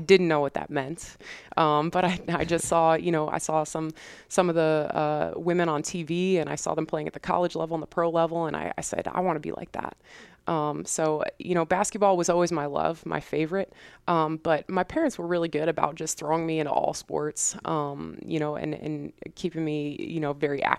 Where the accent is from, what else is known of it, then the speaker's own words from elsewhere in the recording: Cortland Manor, New York, United States; So I'm originally from Cortland Manor, New York, which is a suburb in Westchester, New York, just outside New York City. I grew up in the same house my whole life with my mom, my dad, my brother.